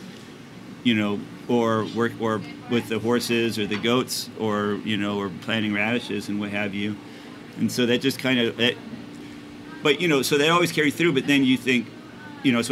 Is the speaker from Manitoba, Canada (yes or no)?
yes; Winnipeg, Manitoba, Canada; moved away; I grew up in Winnipeg, which is an urban city